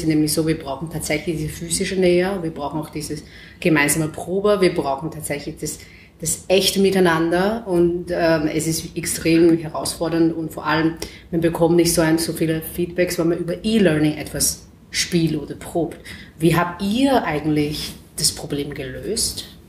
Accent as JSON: {"language": "German", "country": "China", "tie": "born or raised there", "second_language": "German", "moved": "as an adult", "lives_now": "Vienna, Austria", "said": "in China, also wo ich geboren bin"}